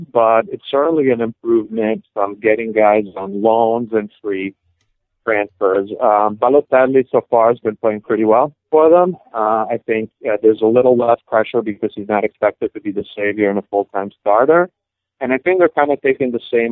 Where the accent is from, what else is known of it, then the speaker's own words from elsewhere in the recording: Padua, Veneto, Italy; My hometown team, who Alexi Lalas used to play for, went bankrupt